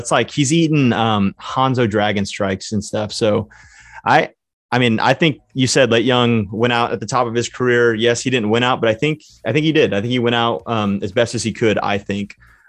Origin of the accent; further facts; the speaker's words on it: Texas, United States; we are obviously from Texas